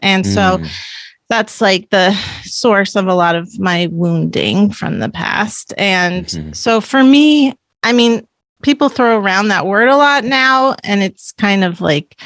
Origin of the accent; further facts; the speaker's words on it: Palo Alto, California, United States; I am from Palo Alto